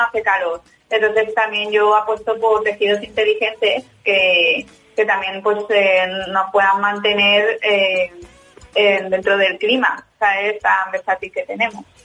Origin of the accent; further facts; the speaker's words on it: Valencia, Valencian Community, Spain; mi punto de partida es mi tierra, eh, que es Valencia